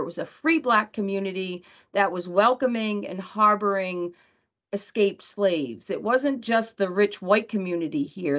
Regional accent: New Bedford, Massachusetts, United States; New Bedford is my hometown

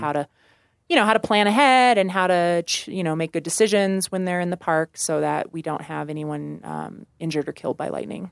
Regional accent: Warrensburg, Missouri, United States; moved away as an adult; now in Colorado, United States; I grew up in Missouri

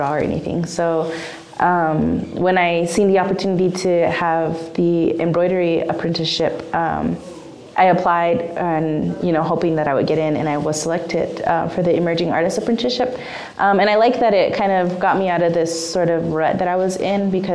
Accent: Zuni Pueblo, New Mexico, United States; I'm 24 years old, from the Pueblo Zuni

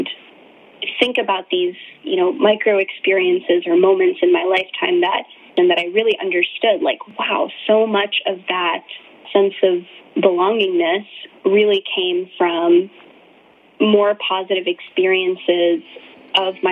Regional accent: Virginia, United States; also born or lived in Ahmedabad, India; I'm calling in right now from Virginia, where I grew up, so I am an immigrant of the 1.5 generation. I was born in India in a city called Ahmedabad and moved to the States when I was about 6 years old

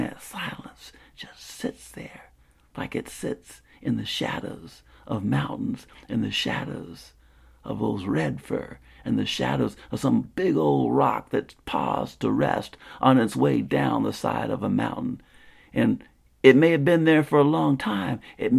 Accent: Spartanburg, South Carolina, United States; the kind of quiet that I remember growing up in Spartanburg, South Carolina.

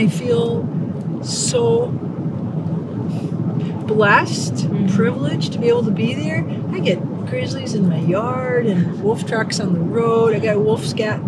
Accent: Minnesota, United States; accent: Minnesota (Fargo-like); moved away as an adult; now in Montana, United States; I came from Minnesota.

